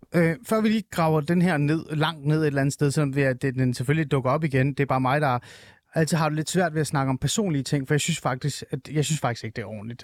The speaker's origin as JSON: {"language": "Danish", "country": "Iran", "moved": "yes", "lives_now": "Denmark", "said": "jeg er jo iraner"}